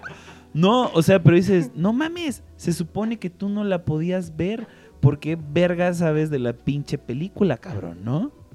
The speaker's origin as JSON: {"language": "Spanish", "country": "Mexico", "said": "yo así como mexicano"}